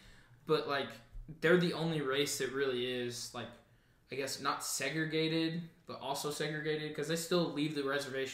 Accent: Newcastle, Oklahoma, United States; And I'm from a small town. I'm from Newcastle, right? I don't have, like, I didn't have, like, a bunch of black kids or Asian kids. I was one of, like, the only 12 Mexicans.

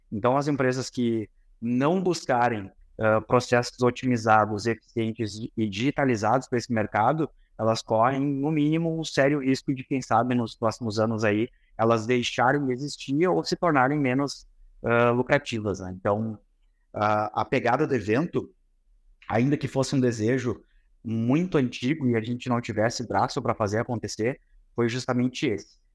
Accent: Santa Maria, Rio Grande do Sul, Brazil; a gente é de Santa Maria, ambos, né, Davidson? somos Santa Maria

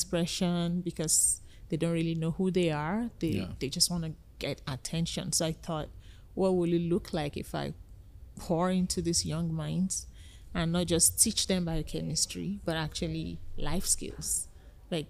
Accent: Nigeria; moved away as an adult; now in Canada; I'm originally from Nigeria

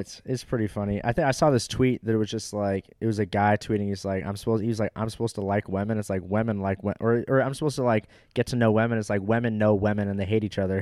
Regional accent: Orange County, California, United States; moved away; I will see you back in my hometown.

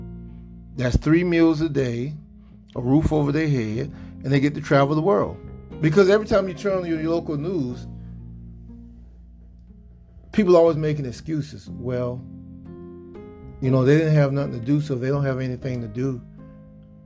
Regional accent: South Georgia, United States; I'm from South Georgia, we had hurricanes

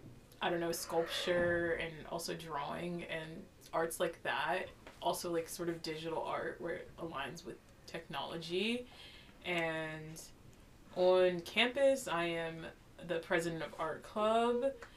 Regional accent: Maryland, United States; I'm class of 2023, and I'm from Maryland.

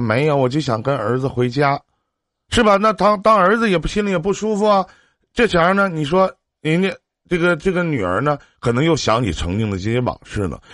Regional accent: Shenyang, Liaoning, China; 在我家东北沈阳的，在我们东北这边

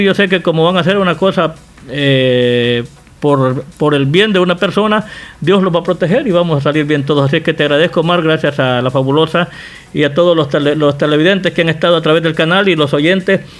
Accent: El Salvador; como decimos salvadoreño

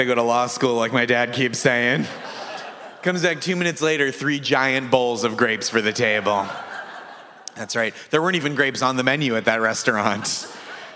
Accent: Massachusetts, United States; moved away; I grew up in Massachusetts

